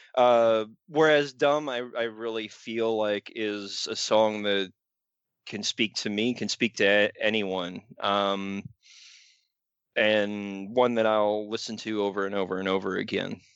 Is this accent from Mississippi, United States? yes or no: no; Raleigh, North Carolina, United States; born or raised there